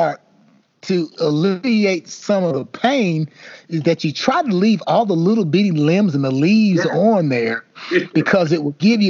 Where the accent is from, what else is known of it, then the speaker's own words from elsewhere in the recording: the South, United States; growing up in the South